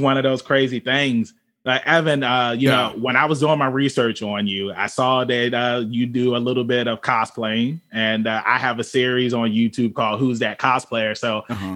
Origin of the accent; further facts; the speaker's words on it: Virginia, United States; we're all from Virginia